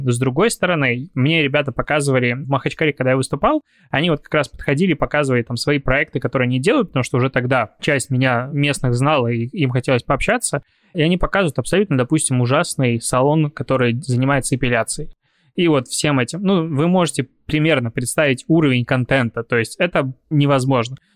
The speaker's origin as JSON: {"language": "Russian", "country": "Belarus", "said": "потому что я привыкший из Беларуси приехал мальчик с карточкой без наличных денег и думал, что везде смогу что-то оплатить"}